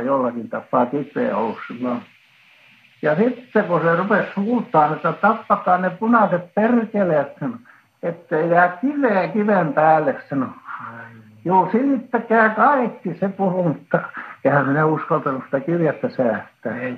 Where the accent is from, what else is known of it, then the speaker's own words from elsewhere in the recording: Finland; now in Helsinki, Finland; mä olen kasvanut siinä, siinä Häsmäessä